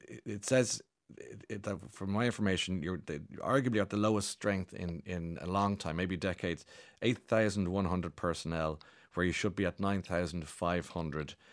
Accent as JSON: {"language": "English", "country": "Ireland", "said": "I'm proud Irishman"}